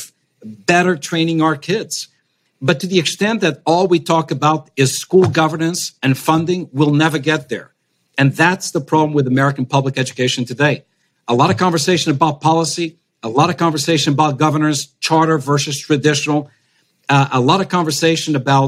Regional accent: Portugal; now in United States; my home country of Portugal

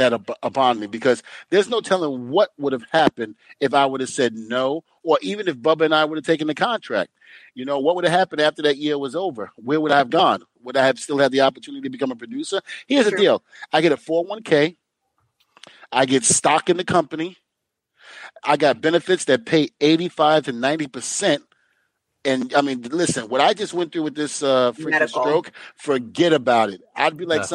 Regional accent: New York City, New York, United States; I'm a kid from Brooklyn that never been out of Brooklyn, never been out of there

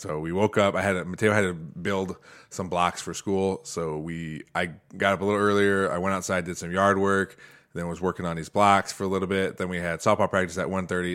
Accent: Toledo, Ohio, United States; I grew up in Toledo

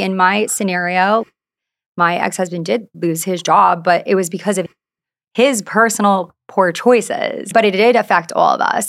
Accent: Long Island, New York, United States; moved away as an adult; now in Orange County, United States; I grew up on Long Island, so close to the city

